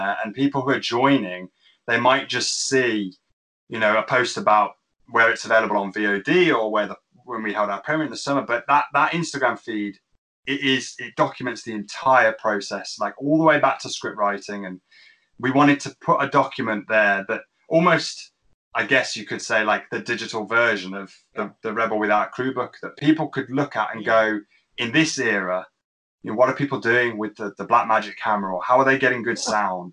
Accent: Birmingham, West Midlands, United Kingdom; from Birmingham in England

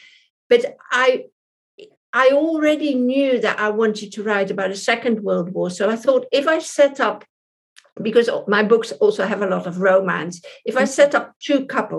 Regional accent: Paris, Île-de-France, France; born there; I mean, I was born in Paris, in France, but I have a British mum and a Dutch dad.

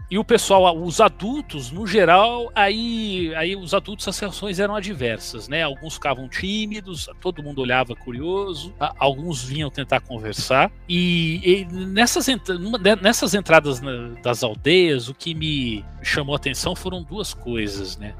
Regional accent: Brazil; eu sou brasileiro

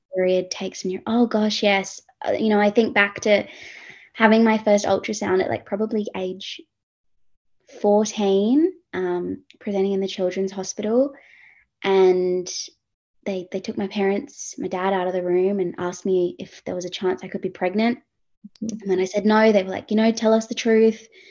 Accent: Perth, Western Australia, Australia; moved away as an adult; now in Sydney, Australia; originally from Perth, WA, uh, grew up, born and raised in Perth, born in Sydney, moved to Perth.

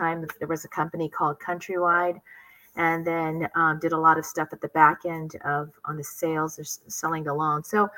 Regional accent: San Diego, California, United States; also born or lived in Philippines / Hawaii; I grew up in Hawaii until I was about 5-6 years old. And then I grew up the rest of the time in San Diego.

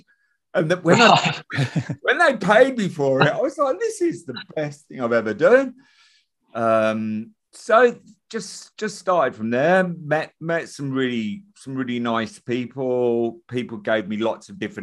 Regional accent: Midlands, United Kingdom; I'm from the Midlands

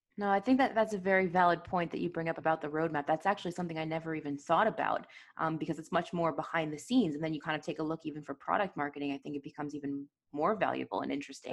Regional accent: United States; accent: American; you can hear from my accent, I'm American

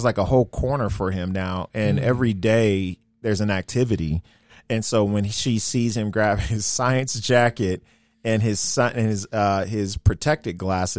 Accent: Denver, Colorado, United States; y'all. Born and raised, I'm actually a native of Colorado, so born and raised in Park Hill.

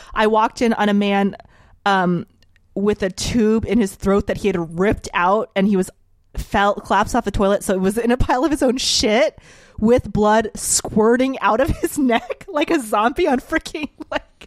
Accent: New Orleans, Louisiana, United States; moved away; I grew up in New Orleans

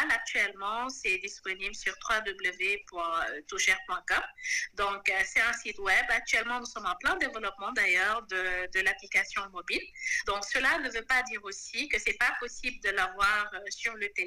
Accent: Senegal; je suis une Sénégalaise de, de, 33 ans

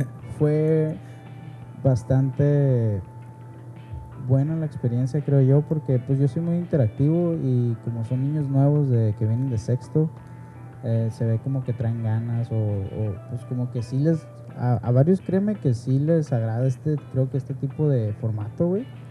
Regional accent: Mexico; Aquí mexicano es tope

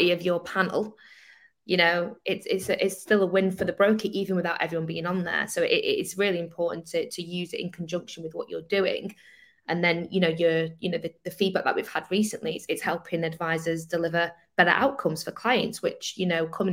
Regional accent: Manchester, North West England, United Kingdom; I'm Manchester

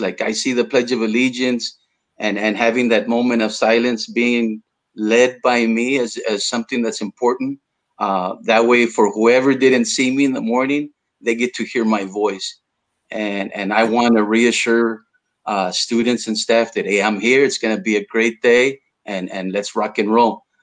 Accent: South Texas, United States; first language Spanish; English is a second language; here in south texas we we have our own vernacular

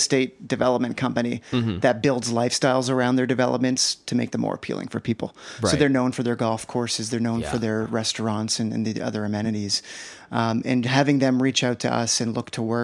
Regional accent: East Coast, Canada; moved away; also born or lived in Halifax; I'm from the East Coast

